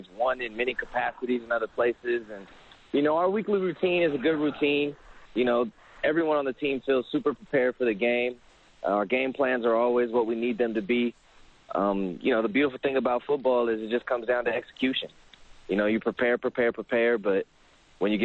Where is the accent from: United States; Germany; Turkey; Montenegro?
United States; Sacramento, California; a training company based out of my hometown in Sacramento, California